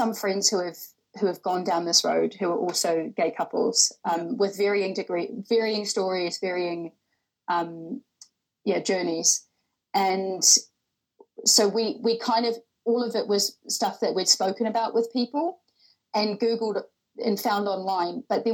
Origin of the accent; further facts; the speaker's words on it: New Zealand; moved away as an adult; now in London, United Kingdom; I am originally from New Zealand. So I've been in London for over 6 years now